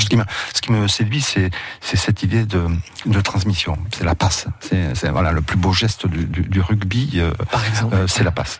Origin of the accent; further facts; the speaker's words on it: Coustouges, Occitania, France; first language Catalan; French is a second language; also born or lived in Bassegoda, Catalonia, Spain; je suis né à Bassagode, de l'autre côté de la frontière. Je suis rentré en France à l'âge de deux mois.